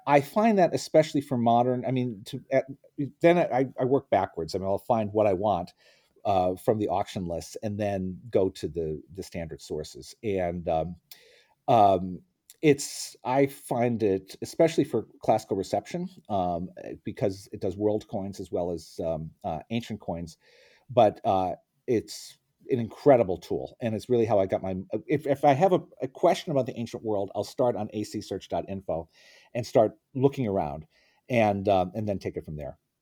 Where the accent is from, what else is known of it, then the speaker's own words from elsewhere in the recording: Scranton, Pennsylvania, United States; also born or lived in Oxford; now in Princeton, United States; I grew up in Scranton, Pennsylvania